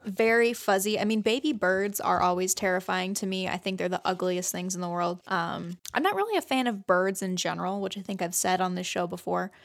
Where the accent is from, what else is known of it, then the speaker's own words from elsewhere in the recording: Fort Wayne, Indiana, United States; I was born in Fort Wayne